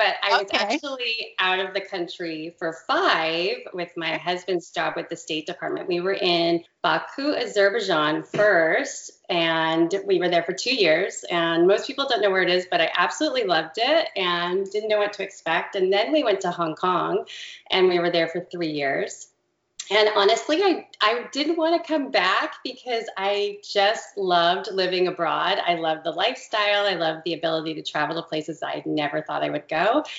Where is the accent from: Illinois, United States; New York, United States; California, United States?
California, United States; born there; So we actually, my husband and I met out in California, and I was born in California. My dad was in the Navy, and we moved all around.